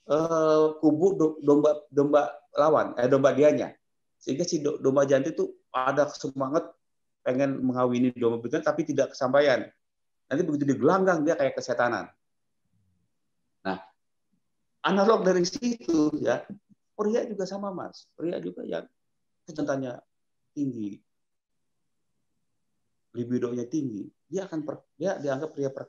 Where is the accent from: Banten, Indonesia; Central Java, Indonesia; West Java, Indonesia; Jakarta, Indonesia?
West Java, Indonesia; Ingat, orang Jawa, sama juga saya orang Sunda, menjunjung tinggi kesuburan.